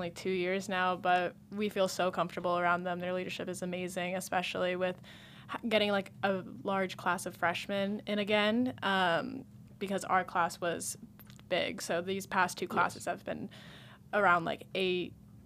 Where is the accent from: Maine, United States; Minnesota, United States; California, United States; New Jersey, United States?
California, United States; Petaluma; I'm from Petaluma, California, which is up in NorCal